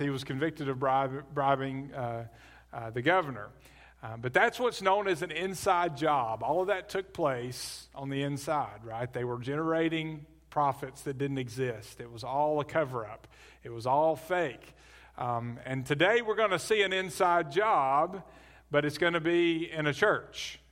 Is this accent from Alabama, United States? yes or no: yes; Birmingham, Alabama, United States; I grew up in Birmingham